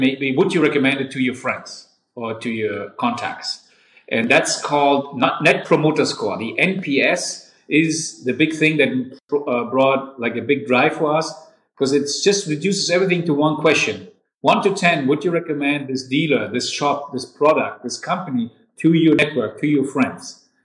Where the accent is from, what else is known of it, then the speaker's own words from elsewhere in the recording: Darmstadt, Hesse, Germany; also born or lived in Canada / Taiwan / Schwalbach; now in Frankfurt, Germany; I was born and raised in Darmstadt, another city in Hessen, and I'm a real Hessen boy